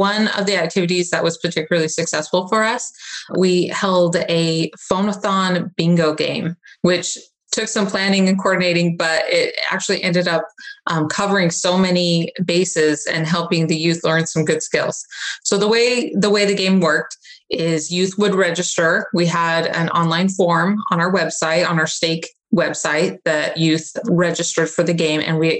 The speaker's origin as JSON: {"language": "English", "region": "Arizona", "country": "United States", "tie": "born or raised there", "said": "No, I was born and raised in Arizona. I'm a sunshine girl, and I came to the clouds, but it's been a really beautiful area to live in."}